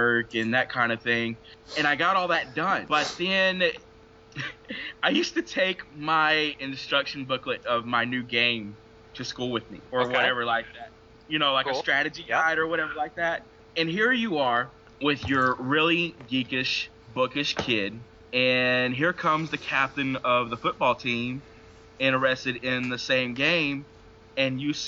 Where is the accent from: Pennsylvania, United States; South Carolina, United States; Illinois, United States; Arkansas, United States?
Arkansas, United States; Delta, Louisiana-Arkansas border, United States; here I am in West Arkansas, and I grew up around the Louisiana-Arkansas border in the Delta lands